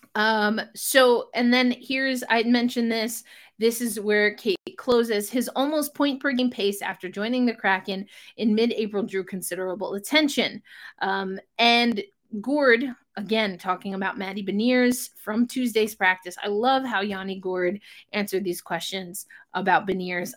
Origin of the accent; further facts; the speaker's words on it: New York, United States; what is technically my hometown team, the New York Rangers